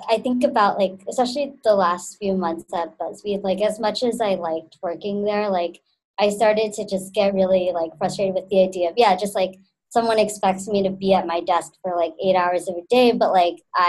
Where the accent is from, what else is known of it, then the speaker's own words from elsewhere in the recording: Texas, United States; now in New York, United States; I'm originally from Texas